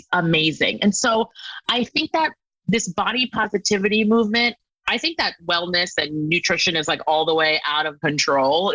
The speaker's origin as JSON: {"language": "English", "country": "United States", "tie": "born or raised there", "said": "I grew up on the East Coast in like a suburb outside of New York City, like 40 miles"}